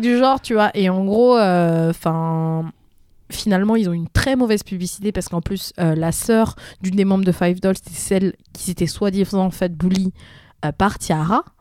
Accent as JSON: {"language": "French", "country": "France", "said": "en tant que française"}